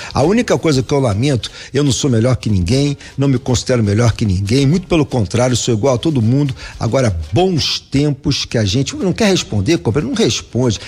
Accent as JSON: {"language": "Portuguese", "country": "Brazil", "said": "Nós somos brasileiros"}